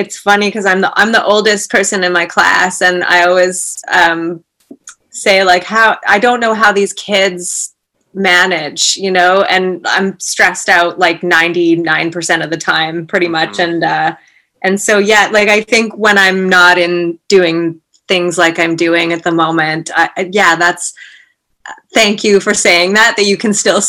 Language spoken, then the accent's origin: English; Merville, British Columbia, Canada; now in Vancouver, Canada; I grew up in, so it's called Merville